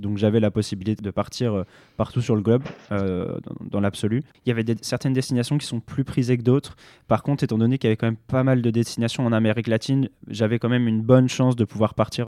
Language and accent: French; France; en tant que Français européen